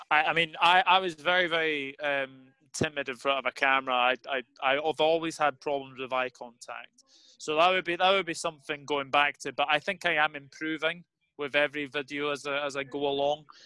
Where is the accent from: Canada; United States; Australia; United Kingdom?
United Kingdom; Scotland; as a Scotsman